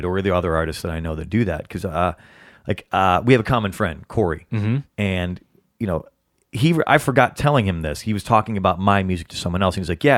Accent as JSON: {"language": "English", "town": "Chicago", "region": "Illinois", "country": "United States", "moved": "yes", "lives_now": "Los Angeles, United States", "said": "I come from Chicago area"}